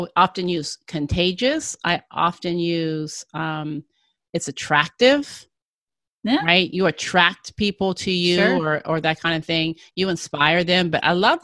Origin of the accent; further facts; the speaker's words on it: Midwest, United States; We're both from the Midwest